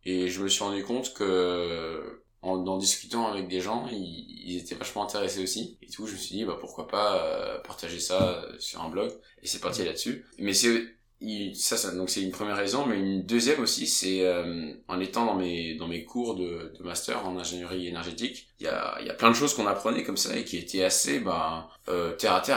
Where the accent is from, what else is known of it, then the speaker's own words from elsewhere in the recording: France; now in Denmark; quand on est français